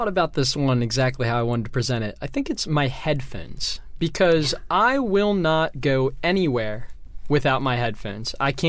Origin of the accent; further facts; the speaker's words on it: Baltimore, Maryland, United States; I'm originally from Baltimore, so I'm a big Ravens fan, big Orioles fan.